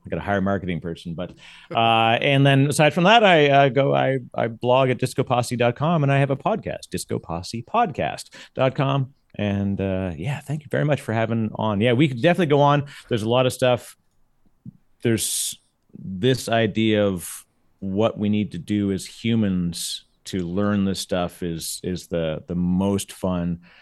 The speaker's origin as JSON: {"language": "English", "country": "Canada", "moved": "yes", "lives_now": "United States", "said": "As a Canadian, it's gonna blow me up 'cause I still say, everyone still has to say pasta and Mazda"}